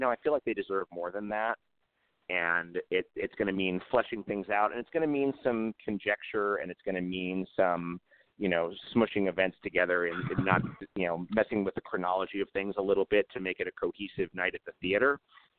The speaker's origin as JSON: {"language": "English", "town": "New York City", "region": "New York", "country": "United States", "tie": "born or raised there", "said": "my background is I grew up in New York City"}